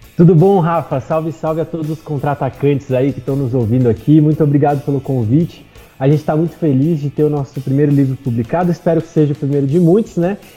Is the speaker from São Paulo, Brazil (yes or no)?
yes; Atibaia, São Paulo, Brazil; moved away as an adult; now in São Paulo, Brazil; Eu sou de Atibaia. É uma cidade que fica no interior de São Paulo